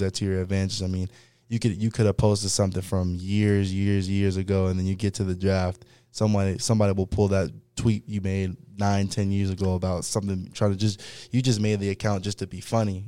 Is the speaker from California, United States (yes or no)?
yes; Fresno, California, United States; also born or lived in Los Angeles, California / Clovis, California; I'm originally from, uh, Los Angeles, California, but, um, you know, as a growing up, I moved to, uh, Central California, a city called Fresno